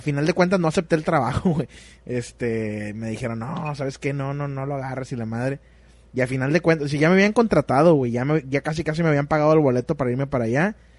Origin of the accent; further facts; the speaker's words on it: Monterrey, Nuevo León, Mexico; como somos de Monterrey, el norte de México